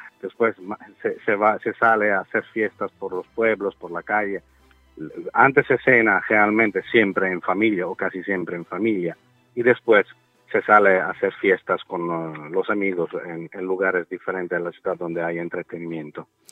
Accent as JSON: {"language": "Spanish", "region": "Sicily", "country": "Italy", "second_language": "Spanish", "said": "En mi país sobre todo al sur donde estamos nosotros"}